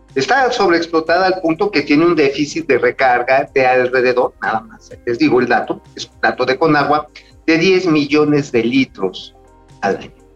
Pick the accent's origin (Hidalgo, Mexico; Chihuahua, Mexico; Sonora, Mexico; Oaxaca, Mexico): Hidalgo, Mexico; Tula; en Tula, ahí de donde yo soy oriundo